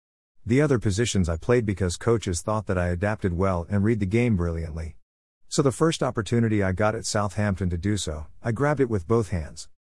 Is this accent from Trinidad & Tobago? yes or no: yes; Trinidad & Tobago; growing up in Trinidad and Tobago is like any other Caribbean island really, warm weather, beaches, sea and sand, but it is also industri